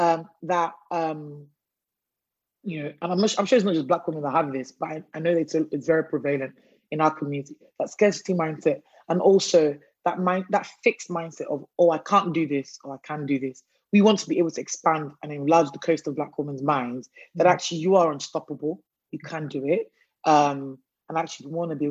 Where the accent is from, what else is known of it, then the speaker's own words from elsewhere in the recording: Nigeria; now in United Kingdom; I'm Nigerian of origin, you know, first generation migrant in the UK, British citizen and everything.